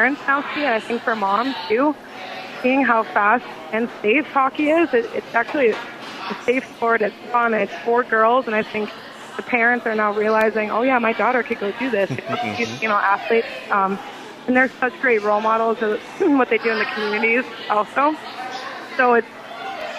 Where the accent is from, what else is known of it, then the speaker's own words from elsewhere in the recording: Minnesota, United States; now in Nashville, United States; I'm from Minnesota